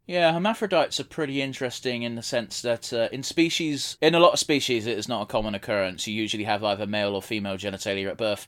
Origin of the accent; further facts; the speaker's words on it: United Kingdom; we're from Britain